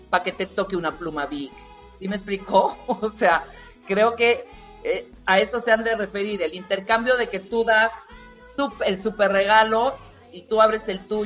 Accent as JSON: {"language": "Spanish", "town": "Tuxtla", "region": "Chiapas", "country": "Mexico", "tie": "born or raised there", "said": "Mira, te voy a decir, en, Tuxtla, en mi pueblo, en Chiapas, checa esto"}